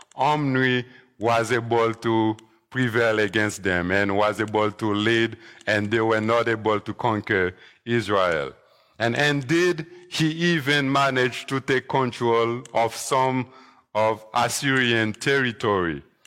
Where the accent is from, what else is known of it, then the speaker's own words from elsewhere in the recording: Haiti; moved away; growing up in Haiti when I was younger